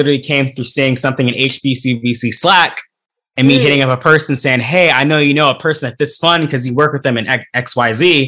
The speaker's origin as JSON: {"language": "English", "area": "Central Valley", "region": "Northern California", "country": "United States", "tie": "born or raised there", "moved": "as an adult", "lives_now": "Atlanta, United States", "said": "I'm from Northern California, specifically Central Valley, which is like super rural. Went to high school that was 87% Spanish"}